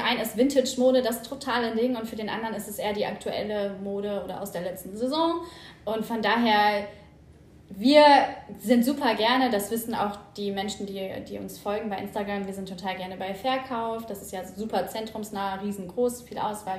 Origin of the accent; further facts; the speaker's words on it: Hanover region, Lower Saxony, Germany; ursprünglich komme ich aus der Region von Hannover